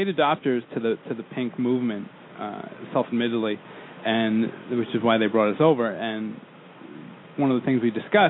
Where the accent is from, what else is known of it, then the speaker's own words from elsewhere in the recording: Islip, New York, United States; There's two ice lips. One is my hometown.